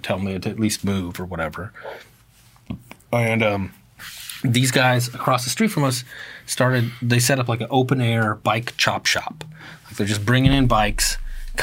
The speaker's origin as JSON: {"language": "English", "town": "Eugene", "region": "Oregon", "country": "United States", "said": "I'm from Eugene"}